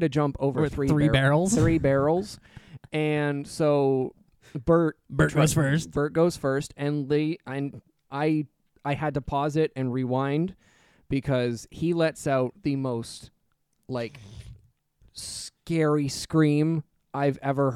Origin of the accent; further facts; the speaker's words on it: Canada; We're Canadian.